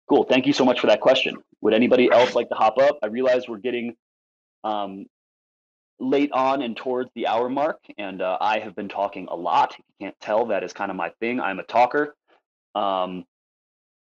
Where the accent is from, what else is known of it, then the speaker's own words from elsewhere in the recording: Nepal; I'm from Nepal, and we are a Nepalese team